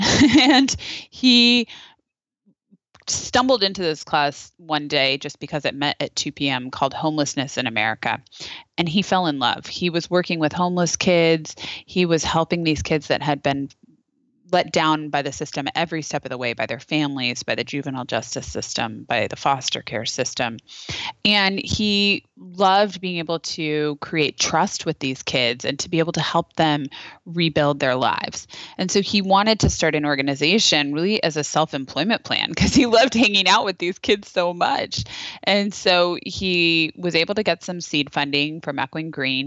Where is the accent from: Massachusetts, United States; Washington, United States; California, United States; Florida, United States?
California, United States; Napa; I'm from Napa, where we had, uh, we had, uh, terrible fires that, that destroyed our community